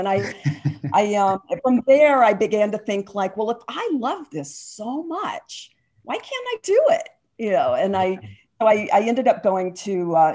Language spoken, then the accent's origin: English; Atlanta, Georgia, United States; I grew up in Atlanta, and the movie business that is there now wasn't there then